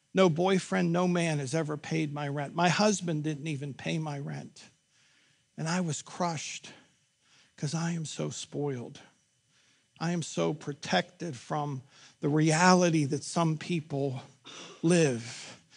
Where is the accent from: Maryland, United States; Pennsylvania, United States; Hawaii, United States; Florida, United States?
Pennsylvania, United States; Pittsburgh; I grew up in Pittsburgh, born and raised